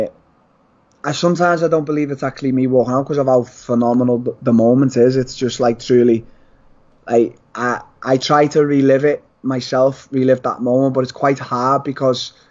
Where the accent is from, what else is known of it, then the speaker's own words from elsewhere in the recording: Liverpool, North West England, United Kingdom; I fought at the Echo Arena in my hometown